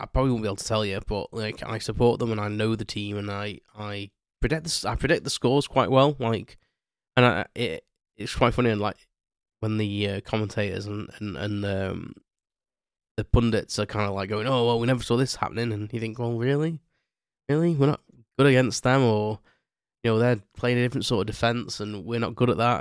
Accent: United Kingdom; me being, being British

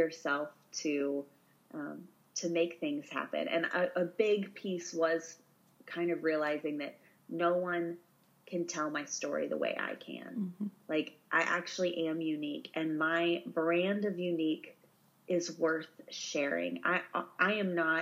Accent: Missouri, United States; moved away; my farm I grew up on in Missouri

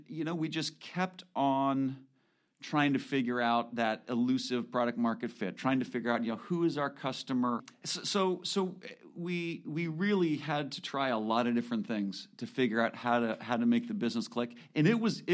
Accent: California, United States; also born or lived in Washington; I grew up in California

